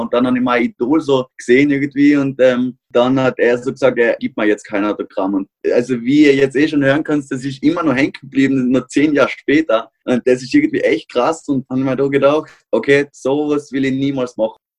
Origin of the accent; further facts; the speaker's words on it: Austria; bei uns in Österreich